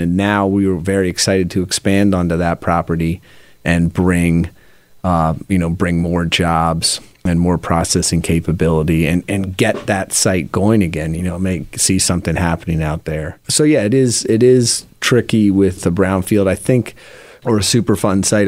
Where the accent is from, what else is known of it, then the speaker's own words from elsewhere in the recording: Philadelphia, Pennsylvania, United States; also born or lived in Seattle / England; my family moved to Mount Airy section of Philadelphia when I was in fourth grade. We came from England